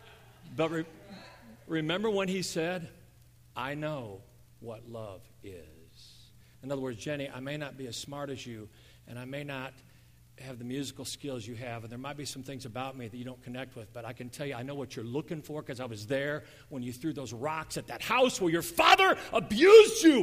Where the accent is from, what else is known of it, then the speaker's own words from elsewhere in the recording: United States; I grew up in America. I'm an American.